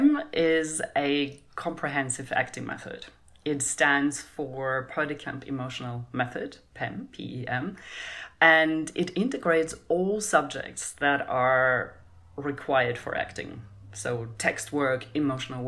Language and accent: English; Germany; I grew up in Europe and in Germany